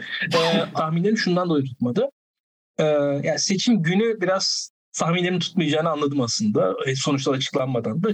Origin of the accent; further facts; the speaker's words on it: İzmir, Turkey; ben İzmir'liyim